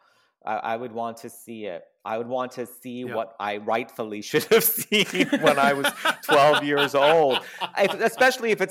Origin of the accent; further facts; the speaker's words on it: New York City, New York, United States; I grew up in Queens. So Queens is a borough of a part of New York City.